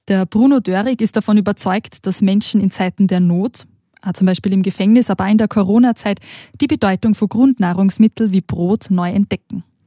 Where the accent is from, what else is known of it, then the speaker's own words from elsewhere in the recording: Austria; moved away as an adult; now in Switzerland; ich bin aus Österreich und ich war jetzt über Ostern auch nach Hause gefahren zu meiner Familie